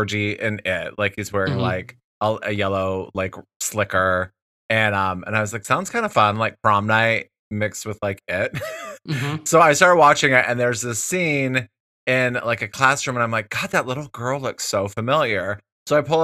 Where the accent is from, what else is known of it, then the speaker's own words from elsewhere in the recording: Wyoming, United States; moved away as an adult; also born or lived in Colorado; I'm from Wyoming originally